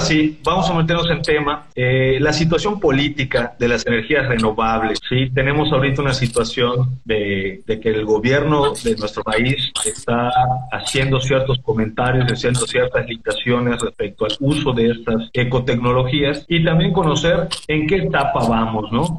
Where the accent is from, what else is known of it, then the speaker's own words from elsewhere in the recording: Mexico; Como mexicanos